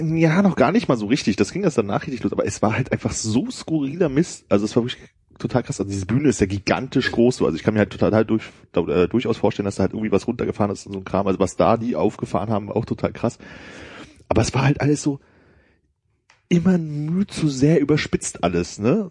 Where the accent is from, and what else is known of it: GDR, East Germany, Germany; born or raised there